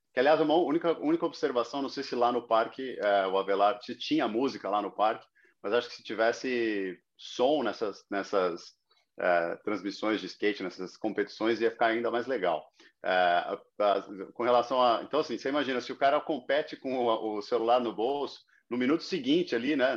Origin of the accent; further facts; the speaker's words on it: Brazil; now in Miami, United States; sou brasileiro